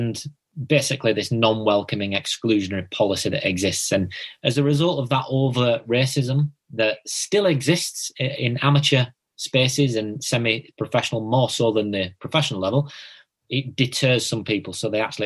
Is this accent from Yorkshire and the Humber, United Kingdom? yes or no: yes; Bradford, Yorkshire and the Humber, United Kingdom; I'm from Bradford, so we've got Manningham, Girlington